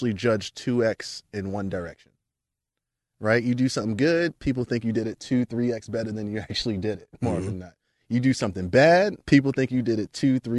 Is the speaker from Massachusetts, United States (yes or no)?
no; New York, United States; moved away as an adult; now in Palo Alto, United States; growing up in New York